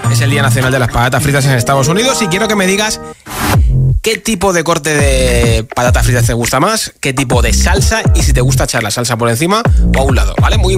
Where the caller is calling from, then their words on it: Fuenlabrada, Community of Madrid, Spain; Hola Josué … de Fuenlabrada